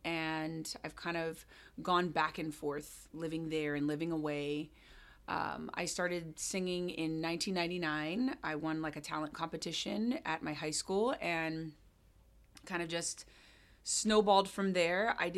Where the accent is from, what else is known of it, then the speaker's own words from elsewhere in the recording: Hawaii, United States; moved away as an adult; also born or lived in Jamaica / London / California; now in Seattle, United States; So I was born and raised in Hawaii, and I moved to Seattle in December.